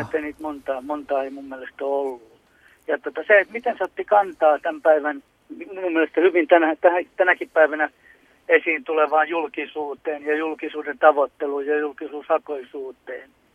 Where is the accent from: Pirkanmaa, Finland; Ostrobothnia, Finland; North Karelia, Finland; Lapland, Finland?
Ostrobothnia, Finland; Jakobstad; mä oon Pietarsaaresta, me järjestetään Runeberin viikkoa Pietarsaaresta